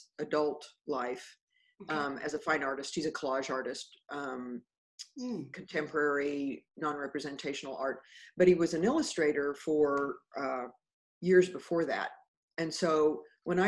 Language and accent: English; Wichita, Kansas, United States; moved away as an adult; now in Houston, United States; I was born and raised in Wichita, but I've been in Houston. Let's see, I'm 68 and I've been here since I was 18, except for about 3 years.